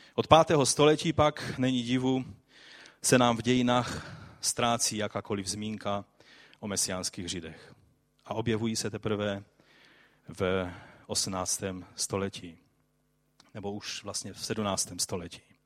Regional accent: Silesia, Czechia; jak se říká tady u nás na Slesku

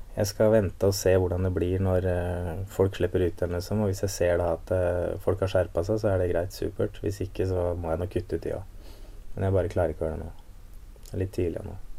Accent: Askim, Østfold, Norway; Jeg vokste opp i Askim

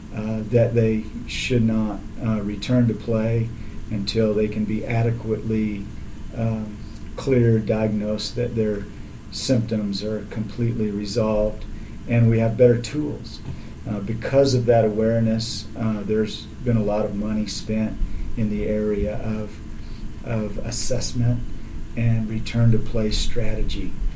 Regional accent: Alvin, Texas, United States; I grew up in Alvin, Texas

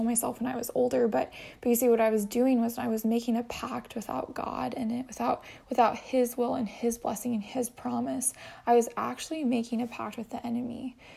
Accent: Boise, Idaho, United States; moved away as an adult; also born or lived in Chicago / Hawaii; now in San Diego, United States; I was born in Boise, Idaho

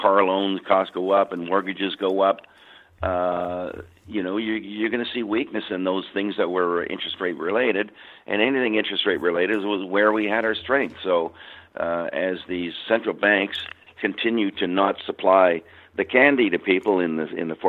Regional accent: Canada; I'm Canadian.

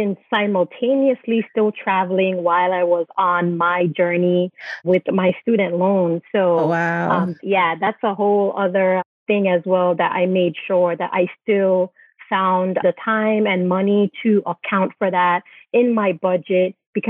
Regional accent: U.S. Virgin Islands; moved away as an adult; So I'm originally from the Virgin Islands and I'm a dual citizen.

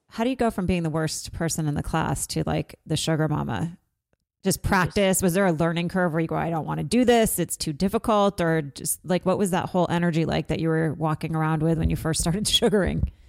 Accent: Vermont, United States; I'm from Vermont.

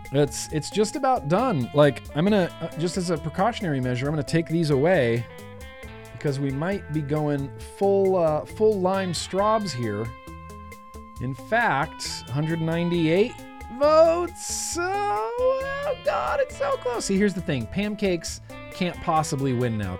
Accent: United States; I'm an American.

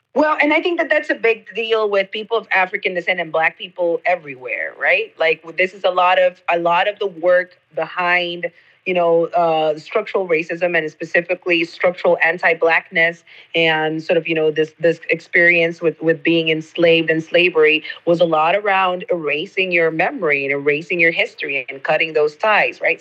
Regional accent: Costa Rica; I'm from Costa Rica and that definitely shapes my lived experience as a black woman in this country

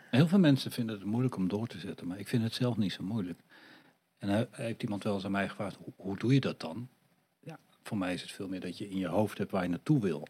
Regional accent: Netherlands; Wel hier geboren en getogen

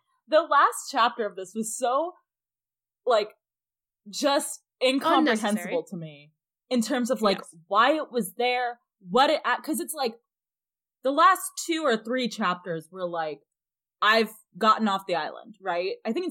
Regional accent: United Kingdom; I had barley and rice, but I'm going to refer to them both as corn, because I'm British.

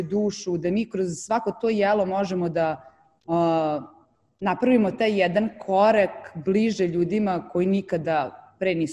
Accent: Novi Sad, Vojvodina, Serbia; now in Dubai, United Arab Emirates; kako ja dolazim iz Novog Sada i odnosno iz Vojvodine

